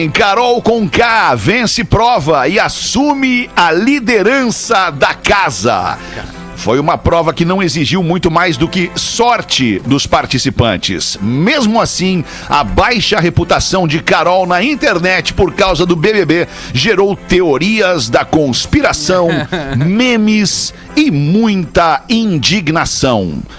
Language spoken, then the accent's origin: Portuguese; Porto Alegre, Rio Grande do Sul, Brazil; now in Rio de Janeiro, Brazil; sou gaúcho, eu sou do Menino Meu Deus.